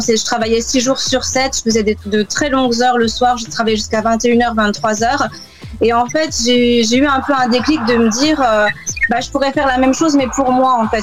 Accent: France; accent: French; moved away as an adult; now in London, United Kingdom

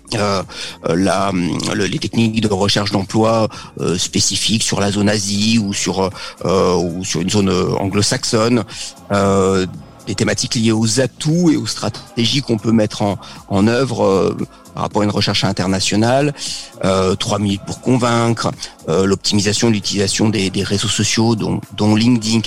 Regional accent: Paris region, Île-de-France, France; moved away as an adult; also born or lived in Normandy / Tours / French Polynesia; now in Bordeaux, France; je suis né en Normandie, j'ai vécu euh, toute ma jeunesse jusqu'au bac en région parisienne.

